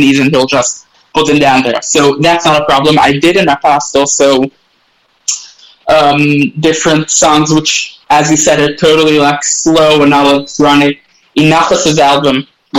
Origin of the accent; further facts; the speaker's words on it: Israel; accent: half Australian, half Israeli; first language English; I'm the only child, actually, which was born in Israel